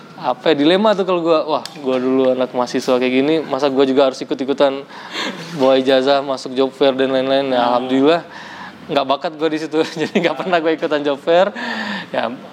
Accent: Riau, Indonesia; also born or lived in West Sumatra / Padang; gue orang Padang uh, lahir di Sumatera Barat tapi besar di Riau

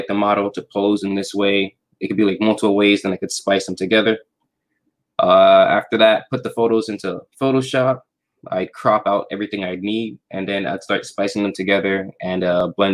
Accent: New York, United States; I'm from New York

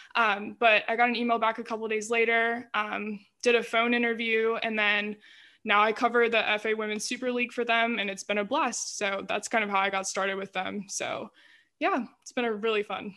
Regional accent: Greenville, United States; I'm from Greenville, stayed in Greenville for college, so been here all my life

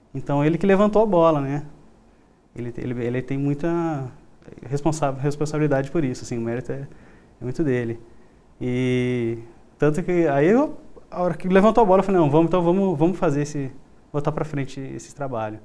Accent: interior of São Paulo, Brazil; also born or lived in southern Brazil; now in Goiânia, Brazil; Natural do interior de São Paulo, mas vivi já no sul, uns 17 anos

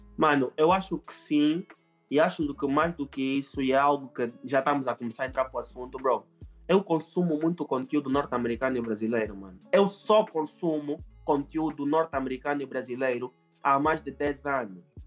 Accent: Angola; eu falo português, eu sou angolano

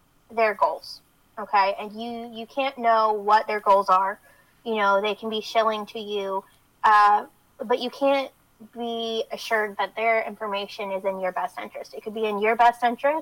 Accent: the South, United States; now you can tell I'm from the South

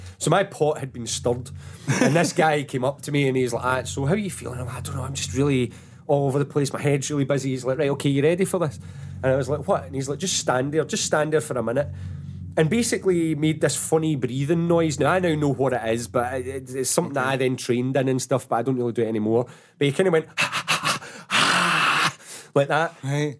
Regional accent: Paisley, Scotland, United Kingdom; I come from Paisley as well

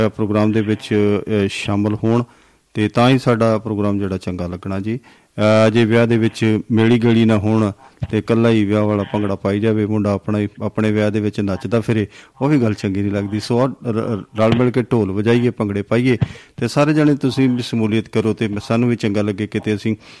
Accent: Punjab, India

